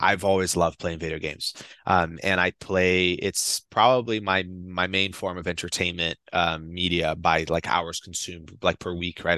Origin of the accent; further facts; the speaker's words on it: Brazil; now in United States; I'm from Brazil.